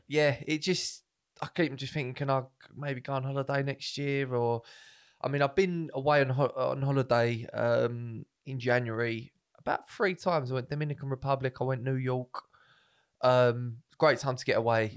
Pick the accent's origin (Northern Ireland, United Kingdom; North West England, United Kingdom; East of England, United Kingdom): East of England, United Kingdom; Essex; I'm from Essex